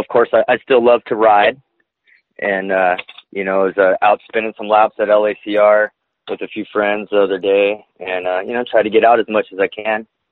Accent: Glendale, California, United States; I grew up in Glendale, California

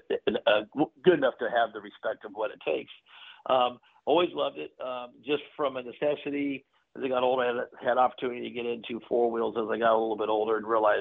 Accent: California, United States; moved away; also born or lived in Texas; I grew up born in California

